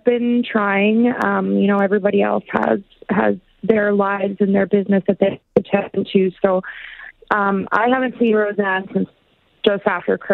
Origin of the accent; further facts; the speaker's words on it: Peace River, Alberta, Canada; now in Yukon, Canada; I was born and raised in Peace River, so north of Edmonton